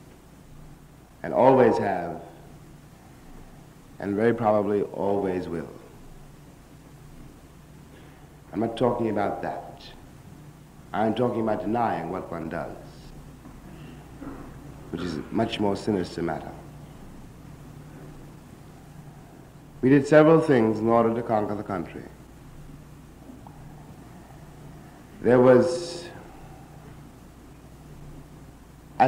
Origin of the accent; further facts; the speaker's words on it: New York City, New York, United States; as we say in Harlem